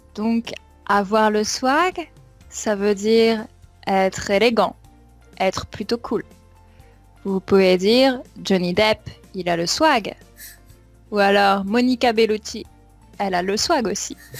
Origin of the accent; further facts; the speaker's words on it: Champagne-Ardenne, Grand Est, France; La région d'où je viens est très proche de Paris